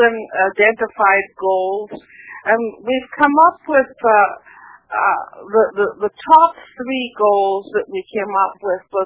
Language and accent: English; West Coast of Canada, Canada; I'm a Canadian from the West Coast